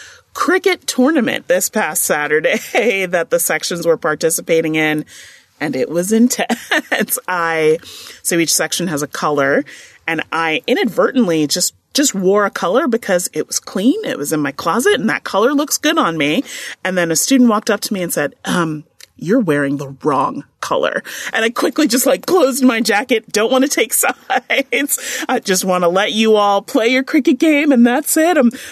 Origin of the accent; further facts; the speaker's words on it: New York, United States; I'm originally from New York, so I went to NYU and I went to Fordham.